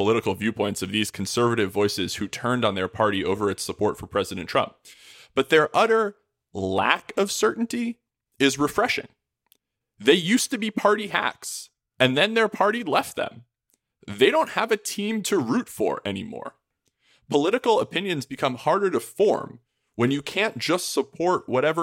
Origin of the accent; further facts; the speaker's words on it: New York, United States; my home state of New York